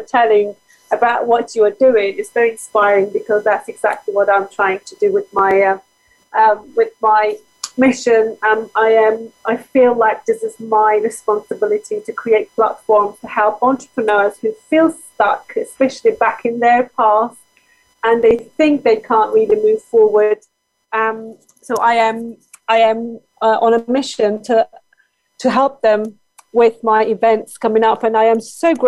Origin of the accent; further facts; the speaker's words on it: Turkey; English is a second language; moved away as an adult; now in London, United Kingdom; I am originally from Turkey myself.